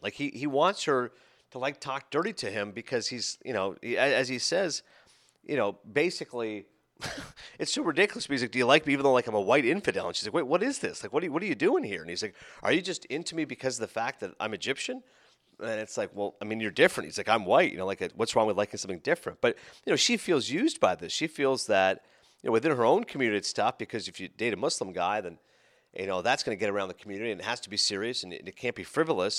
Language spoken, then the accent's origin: English; Toronto, Ontario, Canada; moved away; being a Torontonian